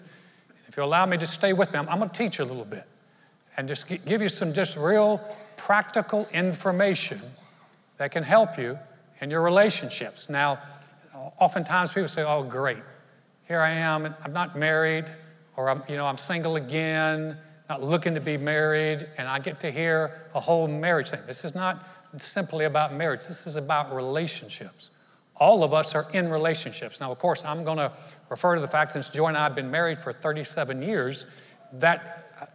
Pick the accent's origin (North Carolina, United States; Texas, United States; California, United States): North Carolina, United States; I grew up in North Carolina, very Southern town